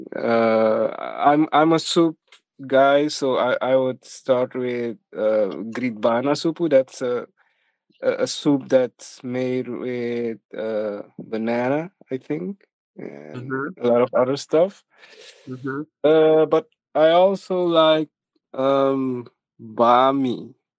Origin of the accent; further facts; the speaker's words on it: Suriname; I was born and raised in Suriname. Um, I, I've been here all my life